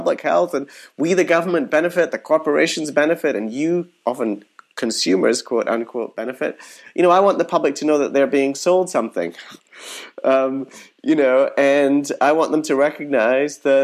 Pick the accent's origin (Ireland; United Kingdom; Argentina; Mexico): United Kingdom; moved away; I grew up in Britain.